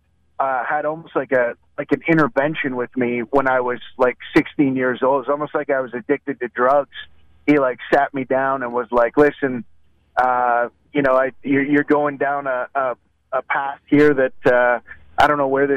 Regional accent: Canada; I'm from Canada

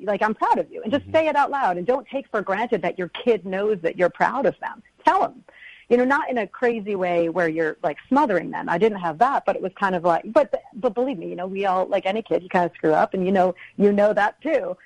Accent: Connecticut, United States; moved away; also born or lived in Vermont; I'm from New England. I'm from Connecticut.

